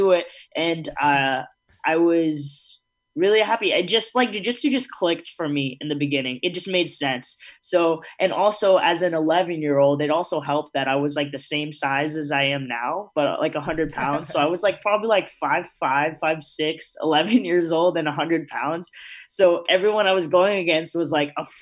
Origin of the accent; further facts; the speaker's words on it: Georgia, United States; growing up in Georgia